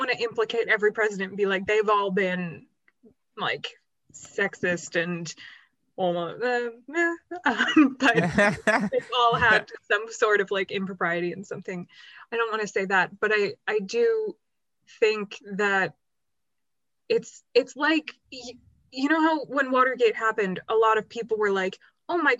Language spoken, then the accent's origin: English; United States; as an American and as a woman